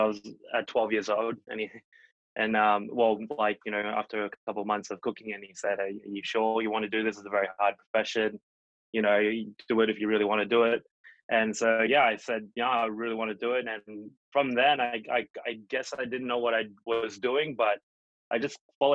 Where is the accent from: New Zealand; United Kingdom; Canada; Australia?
Australia; Port Douglas, Queensland; now in New York City, United States; So it all began in Port Douglas. That's where I was born. It's a small town in Australia